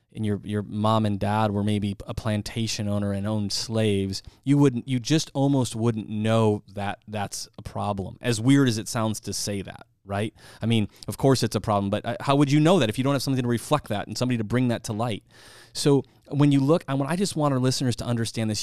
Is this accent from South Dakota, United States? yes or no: yes; South Dakota, United States; moved away; I'm originally from the Midwest, South Dakota